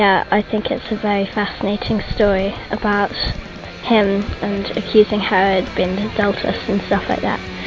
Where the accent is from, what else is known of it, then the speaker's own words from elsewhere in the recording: England, United Kingdom; I am from England. I am 11.